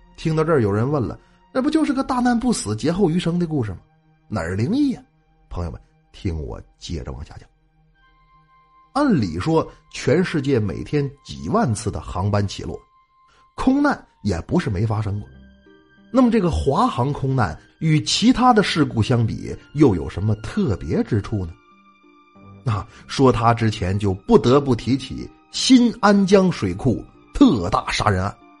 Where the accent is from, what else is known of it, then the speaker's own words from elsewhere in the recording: Northeast China, China; 我们东北人讲话了